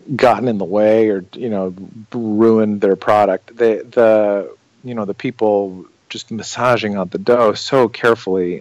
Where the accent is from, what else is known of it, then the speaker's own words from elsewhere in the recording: outside of Chicago, Illinois, United States; I grew up outside of Chicago